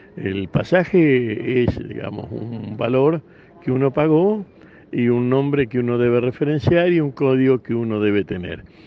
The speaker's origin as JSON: {"language": "Spanish", "region": "Santa Fe", "country": "Argentina", "said": "en la patria de donde vengo, La provincia de Santa Fe"}